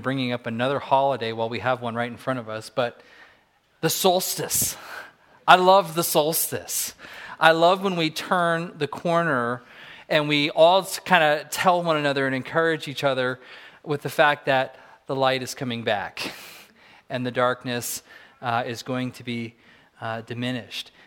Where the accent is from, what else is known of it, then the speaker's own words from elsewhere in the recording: Southern California, United States; now in Fairbanks, United States; I grew up in Southern California